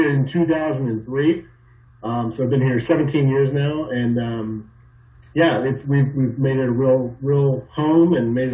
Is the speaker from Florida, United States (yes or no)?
no; Phoenix, Arizona, United States; also born or lived in California / New York; I was born in California, lived in upstate New York, and then ultimately um, grew up, you know, through my high school and, and beyond years in Phoenix, Arizona